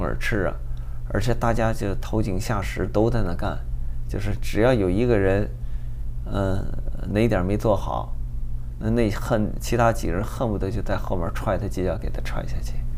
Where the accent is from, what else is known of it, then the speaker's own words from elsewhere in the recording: China; now in Los Angeles, United States; 把我们中国人的形象给毁了